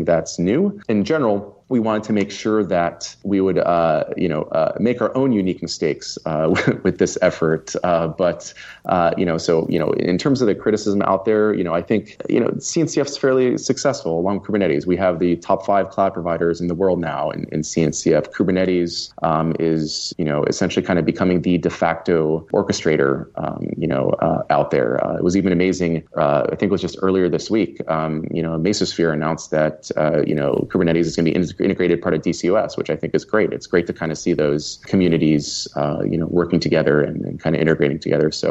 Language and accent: English; Austin, Texas, United States; my hometown in Austin